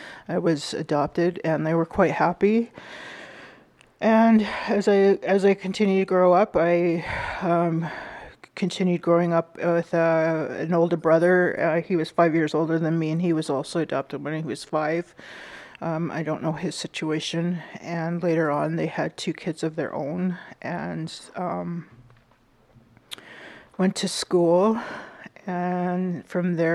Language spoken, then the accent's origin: English; Winnipeg, Manitoba, Canada; I am from Winnipeg, Manitoba. I was born and raised there